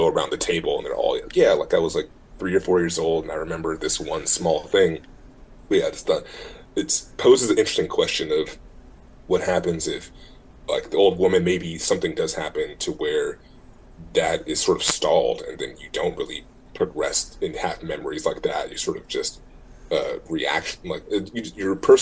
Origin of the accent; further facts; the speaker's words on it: Oakland, California, United States; also born or lived in Martinez, California; I moved from Oakland to Martinez